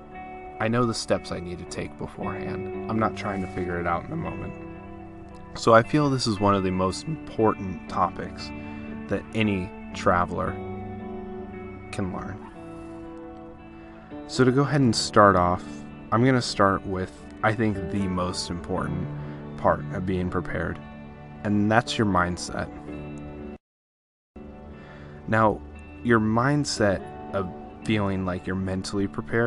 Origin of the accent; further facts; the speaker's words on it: California, United States; I'm from California, so a lot of the stuff that is relative to me is California-based